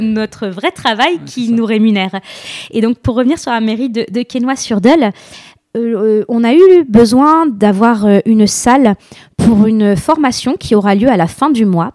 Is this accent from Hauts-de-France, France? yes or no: yes; La Madeleine, Hauts-de-France, France; je suis originaire de la Madeleine, juste à côté de Lille